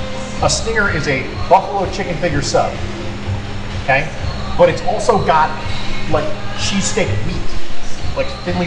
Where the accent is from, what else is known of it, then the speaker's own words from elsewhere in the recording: Ohio, United States; obviously we're from Ohio.